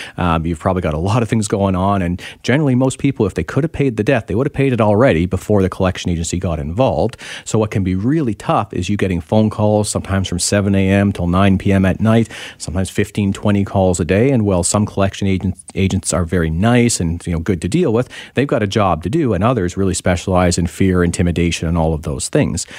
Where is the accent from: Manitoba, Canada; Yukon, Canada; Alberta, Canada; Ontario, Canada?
Ontario, Canada; now in British Columbia, Canada; I'm from Ontario originally.